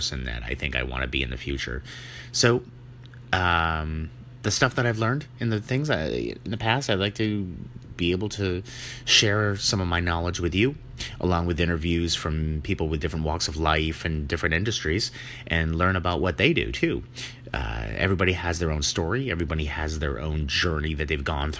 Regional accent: New Hampshire, United States; now in Vermont, United States; I am from the Northeast, born in New Hampshire, and so came over and live in Vermont now, been here ever since

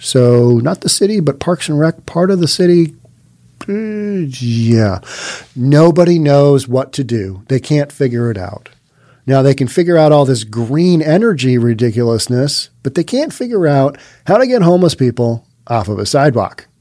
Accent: Seattle, Washington, United States; Growing up in Seattle

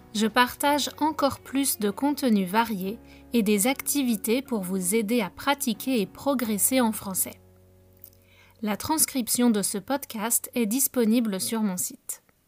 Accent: France; moved away as an adult; now in Canada; En tant que Française

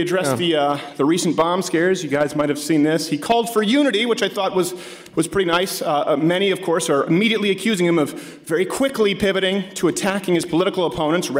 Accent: Canada; now in United States; my home country of Canada, where I was raised.

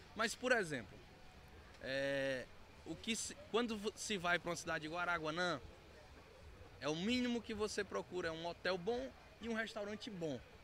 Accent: Araguaína, Tocantins, Brazil; sou natural de Araguaína, mas hoje estou prefeito em Araguanã

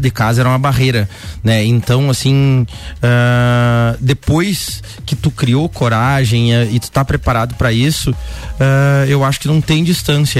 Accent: Rosário do Sul, Rio Grande do Sul, Brazil; moved away as an adult; also born or lived in São Pedro do Sul, Brazil; now in Lages, Brazil; No documento, sou de São Pedro do Sul, 30 quilômetros de Santa Maria, mas eu fui com menos de um ano para Rosário do Sul, então quando me perguntam de onde tu é, eu sou de Rosário do Sul

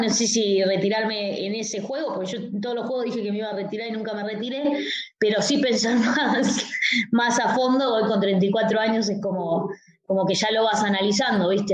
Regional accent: Argentina; como otra argentina

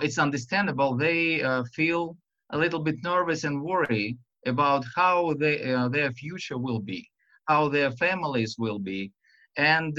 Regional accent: Russia; English is a second language; this Russian and to my silly accent

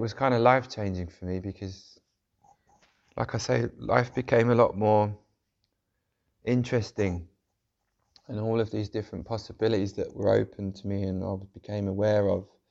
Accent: London, United Kingdom; where I grew up in South London, which was, uh, quite a rough area

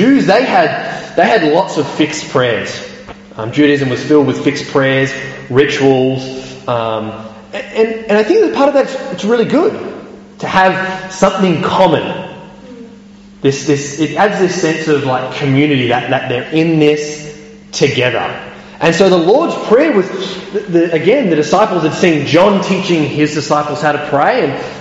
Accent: Australia; moved away; I can remember back in Australia watching the football

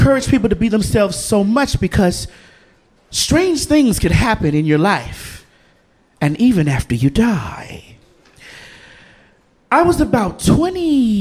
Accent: the South, United States; I'm from the South. So being from the South, you know, we are Bible people

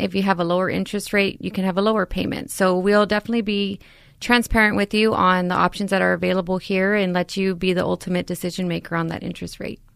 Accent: San Antonio, Texas, United States; born and raised in San Antonio

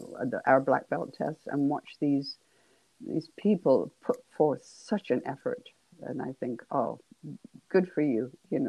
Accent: England, United Kingdom; but you probably gathered I'm from England. And we played hockey.

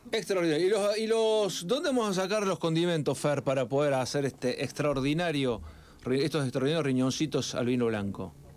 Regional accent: Argentina; Como argentino

